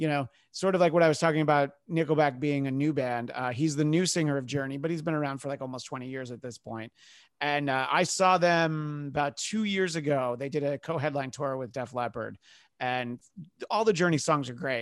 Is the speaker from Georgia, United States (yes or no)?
no; New York, United States; I grew up in New York